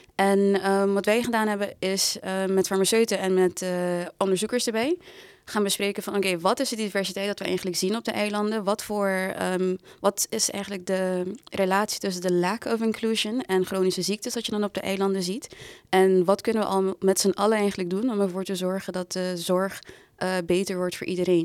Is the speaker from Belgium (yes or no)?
no; Curaçao; moved away as an adult; now in Amsterdam, Netherlands; Ik ben geboren en getogen op Curaçao met een Surinaamse moeder. Ik ben toen voor de studie verhuisd naar Amsterdam.